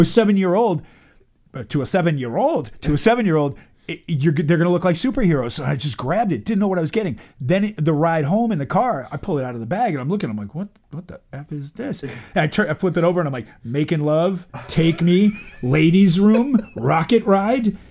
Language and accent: English; Boston, Massachusetts, United States; I grew up on Beacon Street